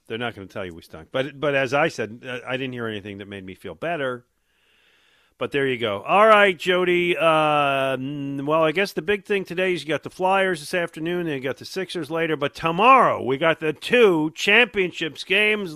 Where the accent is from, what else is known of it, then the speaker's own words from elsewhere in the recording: Buffalo, New York, United States; moved away as an adult; now in Philadelphia, United States; I grew up in Buffalo, but I've lived here for the last thirty-five years.